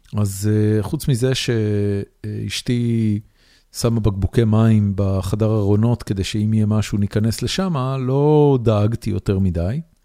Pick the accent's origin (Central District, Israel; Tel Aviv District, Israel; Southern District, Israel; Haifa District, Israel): Haifa District, Israel; Haifa; moved away as an adult; now in Austin, United States; אני גדלתי בחיפה